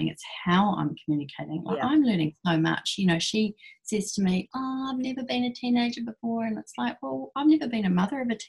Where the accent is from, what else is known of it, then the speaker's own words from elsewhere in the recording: Christchurch, Canterbury, New Zealand; also born or lived in Blenheim; old Christchurch people